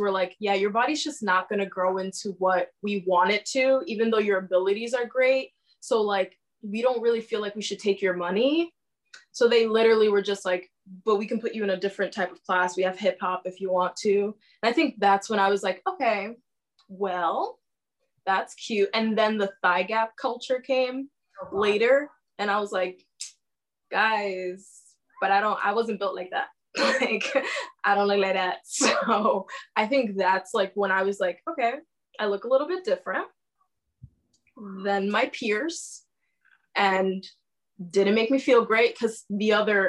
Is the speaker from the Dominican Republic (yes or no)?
yes; Dominican Republic; also born or lived in New York / Connecticut; now in United States; I'm originally from the Dominican Republic, but I've lived like most of my life between New York and Connecticut. I am a DACA recipient.